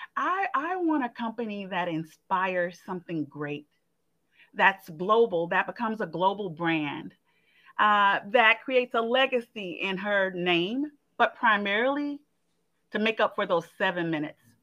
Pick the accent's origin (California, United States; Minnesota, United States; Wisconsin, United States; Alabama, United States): Alabama, United States; Montgomery; moved away as an adult; also born or lived in Atlanta; my home state is Alabama. I'm from Montgomery, Alabama